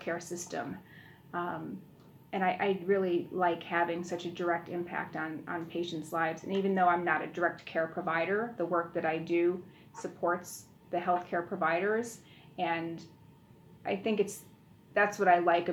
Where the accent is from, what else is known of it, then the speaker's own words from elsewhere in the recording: Buffalo, New York, United States; I grew up in Buffalo